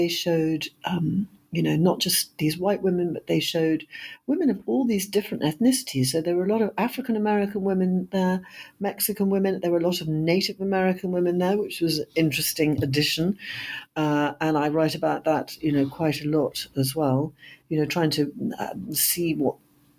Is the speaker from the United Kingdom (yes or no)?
yes; United Kingdom; I am a British historian and novelist